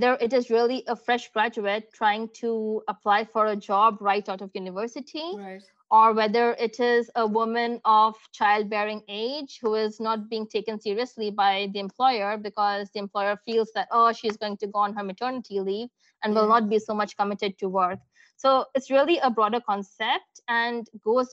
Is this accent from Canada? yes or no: no; India; moved away as an adult; also born or lived in Middle East / France / United States; now in Germany; coming from India